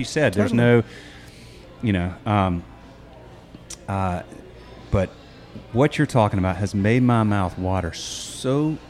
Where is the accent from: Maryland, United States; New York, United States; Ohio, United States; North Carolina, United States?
North Carolina, United States; Charlotte; I grew up in Charlotte.